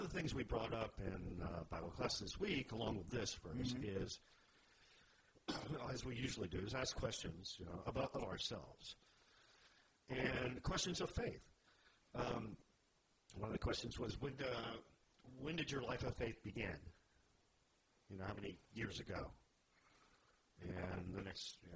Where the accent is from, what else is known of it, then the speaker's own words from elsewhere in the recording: the South, United States; We grew up in the South, where you know, you fear the Lord